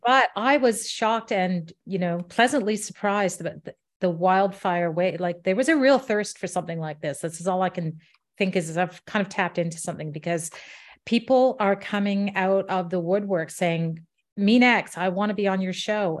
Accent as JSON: {"language": "English", "town": "Ottawa", "region": "Ontario", "country": "Canada", "tie": "born or raised there", "also_born_or_lived": "England / Washington, D.C.", "moved": "as an adult", "said": "came back to Ottawa, my hometown, about ten years ago"}